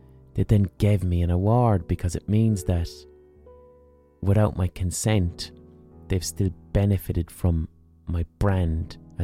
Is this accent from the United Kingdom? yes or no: no; Ireland; as Irish people we can be globally overrepresented